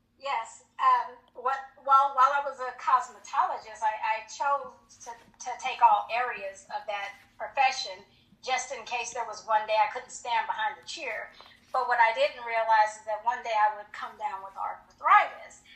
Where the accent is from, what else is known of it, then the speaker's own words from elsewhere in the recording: Colorado Springs, Colorado, United States; moved away as an adult; also born or lived in Hinesville, Georgia; I was from Colorado Springs, and I married a uh, military.